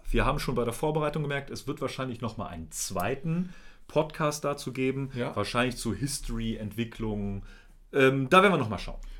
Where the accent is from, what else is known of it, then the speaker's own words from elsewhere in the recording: Germany; wir sind weiß. Und wir sind aus Deutschland, also aus Europa.